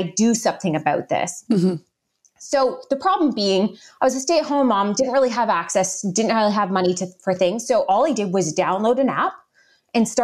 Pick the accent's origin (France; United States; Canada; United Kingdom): Canada; Guelph, Ontario; we moved back home, back into my hometown of Guelph, Ontario, Canada